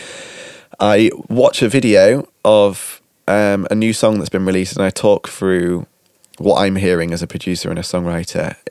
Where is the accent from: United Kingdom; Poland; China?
United Kingdom; now in Netherlands; we're British